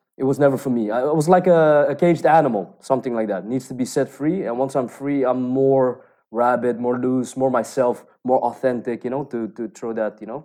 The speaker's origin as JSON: {"language": "English", "town": "Rotterdam", "region": "South Holland", "country": "Netherlands", "tie": "born or raised there", "moved": "yes", "said": "I was born and bred in Rotterdam. It's the second city of the Netherlands"}